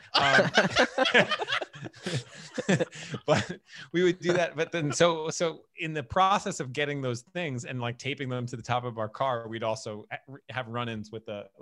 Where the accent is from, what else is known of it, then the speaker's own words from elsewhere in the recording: New York City, New York, United States; moved away as an adult; also born or lived in St. George, Staten Island; now in Brooklyn, United States; I grew up on the North Shore